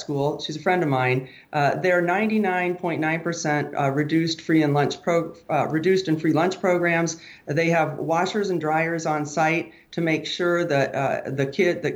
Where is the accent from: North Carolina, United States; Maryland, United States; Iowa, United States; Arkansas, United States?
Iowa, United States; South Side; Right here in Iowa, you know, I grew up on the South Side